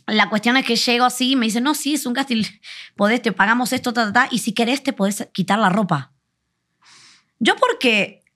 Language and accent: Spanish; Buenos Aires, Argentina; moved away as an adult; now in Mexico; vengo vengo de, Buenos Aires, para los que no sabéis dónde soy de Buenos Aires, de Argentina